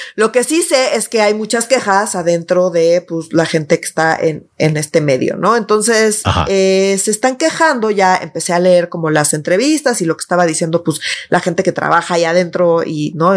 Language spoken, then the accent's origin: Spanish; Mexico City, Mexico; yo sí soy esa chilanga